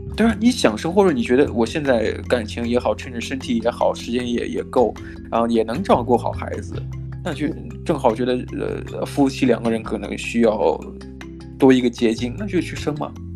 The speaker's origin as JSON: {"language": "Chinese", "country": "China", "said": "我可能站在这，来自中国的角度"}